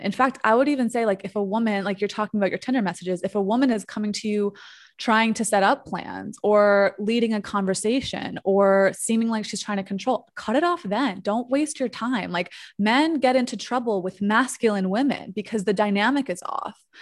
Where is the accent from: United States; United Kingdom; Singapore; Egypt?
United States; New York; moved away as an adult; now in Mexico; I'm a New Yorker